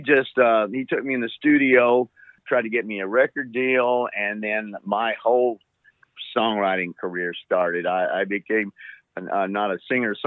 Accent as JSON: {"language": "English", "region": "Texas", "country": "United States", "tie": "born or raised there", "also_born_or_lived": "Arkansas / Chicago / Nashville", "said": "born in Arkansas, grew up in Texas and back to Arkansas and went to Chicago and had a band and then moved from Chicago to, I'll make this quick, to Nashville in 82."}